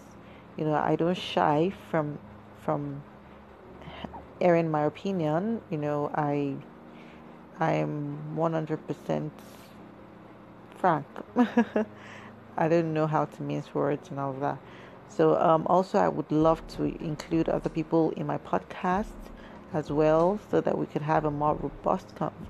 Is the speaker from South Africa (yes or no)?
no; Nigeria; I am a Nigerian woman